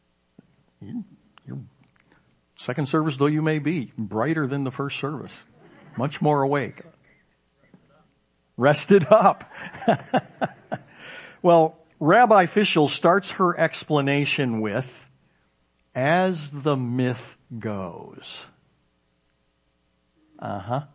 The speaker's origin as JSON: {"language": "English", "area": "suburb of Chicago", "region": "Illinois", "country": "United States", "tie": "born or raised there", "said": "my children did growing up in the particular suburb of Chicago where we grew up"}